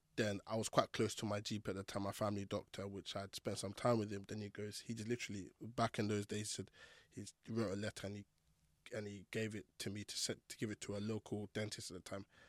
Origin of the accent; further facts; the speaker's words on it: Croydon, London, United Kingdom; Growing up in Fort Neath Croydon, it's not the easiest place to live